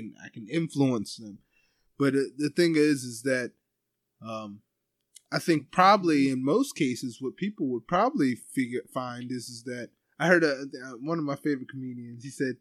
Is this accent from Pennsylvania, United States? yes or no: yes; Ephrata, Pennsylvania, United States; I grew up in Ephrata